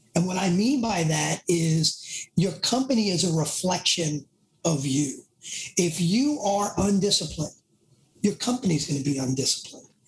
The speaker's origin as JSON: {"language": "English", "town": "New York City", "region": "New York", "country": "United States", "accent": "Bronx", "said": "my Bronx accent"}